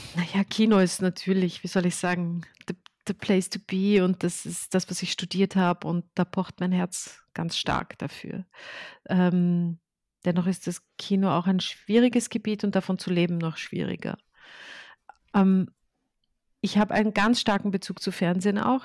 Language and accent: German; Austria; ich bin in Österreich geboren